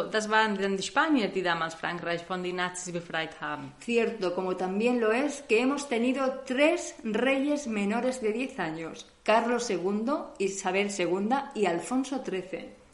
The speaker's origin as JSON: {"language": "Spanish", "country": "Spain", "moved": "as an adult", "lives_now": "Germany", "said": "Somos españolas, pero hace unos años que vivimos en Alemania."}